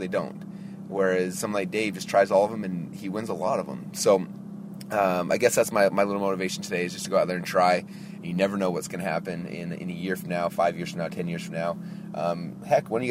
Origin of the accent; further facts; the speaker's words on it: Utah, United States; now in Boise, United States; I grew up in Utah